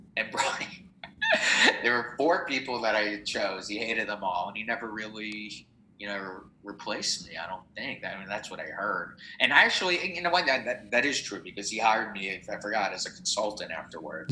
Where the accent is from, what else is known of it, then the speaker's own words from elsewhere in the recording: New Jersey, United States; also born or lived in Los Angeles; now in New York, United States; I grew up in Jersey